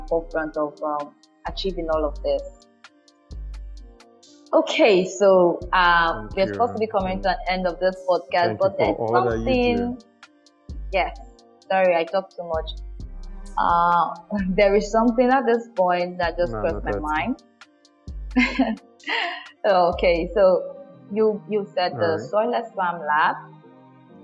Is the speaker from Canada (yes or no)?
no; Nigeria; I'm a Nigerian